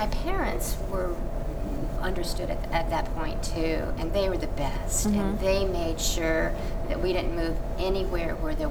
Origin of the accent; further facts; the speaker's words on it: Warner Robins, Georgia, United States; born there; Warner Robins, Georgia, on an Air Force base.